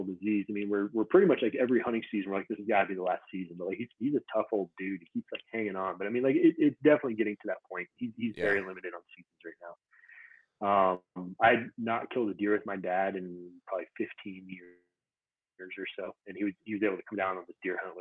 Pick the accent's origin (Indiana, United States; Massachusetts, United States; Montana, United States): Montana, United States; now in Utah, United States; I grew up in Montana